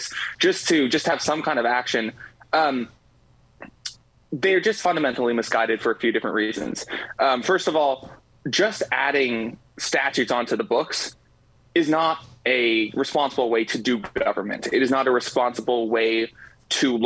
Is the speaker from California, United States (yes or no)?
yes; Los Angeles, California, United States; I come from Los Angeles, California